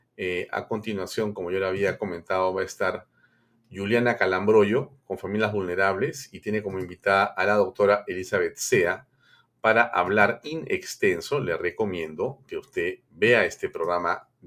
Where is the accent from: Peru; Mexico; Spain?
Peru